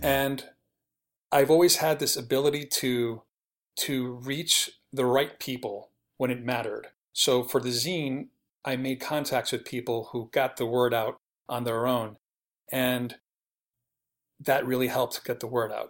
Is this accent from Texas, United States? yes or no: no; New York City, New York, United States; moved away as an adult; now in Los Angeles, United States; I was born and raised in New York City. I lived there till I was thirty-one